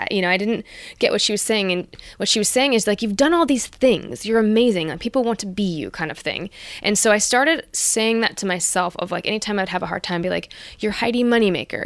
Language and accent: English; Santa Rosa, California, United States; also born or lived in Los Angeles, California; I'm this kid from Santa Rosa, California